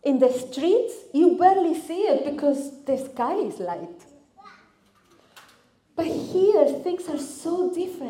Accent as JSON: {"language": "English", "country": "Argentina", "second_language": "English", "moved": "as an adult", "lives_now": "Cardiff, United Kingdom", "said": "I am originally from Argentina. That's why my accent sounds a little bit different."}